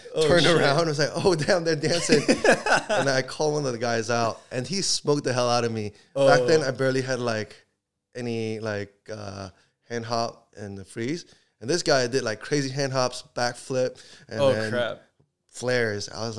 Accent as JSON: {"language": "English", "region": "California", "country": "United States", "said": "I come from Lynbrook, near Cupertino."}